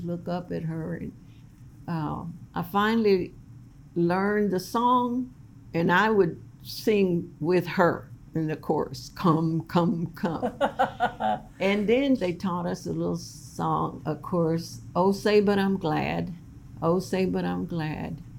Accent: Camp Ruby, Texas, United States; we lived in a little town where I was born in East Texas, Camp Ruby, Texas

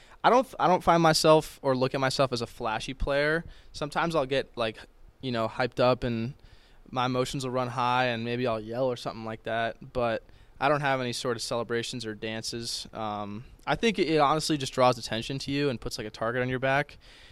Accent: Boston, Massachusetts, United States; I'm from Boston, so I've been on Fenway the past few summers with the Cape League.

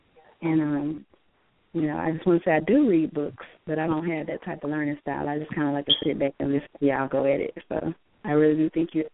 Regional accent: Baton Rouge, Louisiana, United States; Yeah, I'm from Baton Rouge

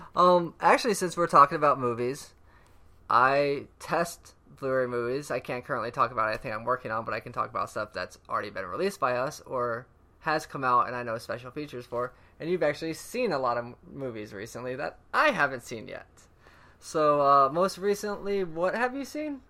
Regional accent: Orlando, Florida, United States; also born or lived in Tampa, Florida; now in Long Beach, United States; I'm from Orlando, Florida, and Tampa

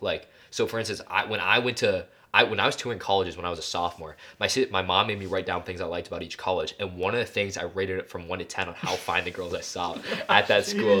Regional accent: Minnesota, United States; we're from Minnesota

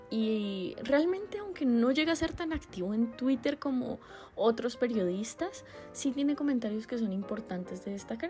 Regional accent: Colombia; Como colombianos

